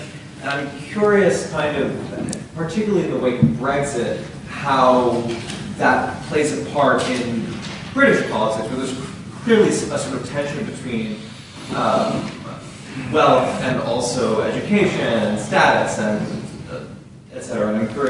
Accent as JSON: {"language": "English", "country": "United States", "said": "Hey, so I'm American"}